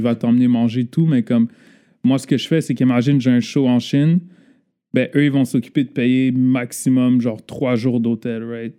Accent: Laval, Quebec, Canada; born and raised à Laval

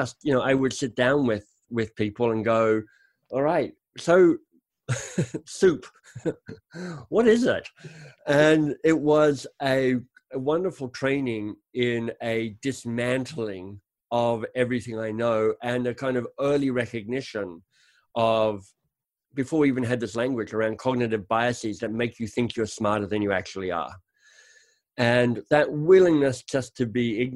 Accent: Canberra, Australian Capital Territory, Australia; moved away; I grew up in Canberra, the much mocked Canberra, but honestly, I loved growing up in Canberra.

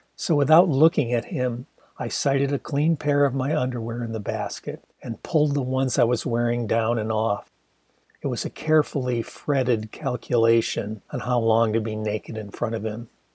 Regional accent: Ann Arbor, Michigan, United States; in my hometown of Ann Arbor

